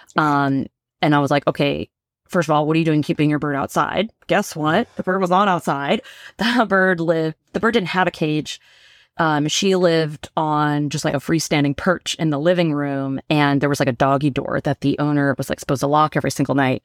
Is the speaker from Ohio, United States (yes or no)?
no; Bay Area, California, United States; moved away as an adult; now in San Diego, United States; I'm from the Bay Area originally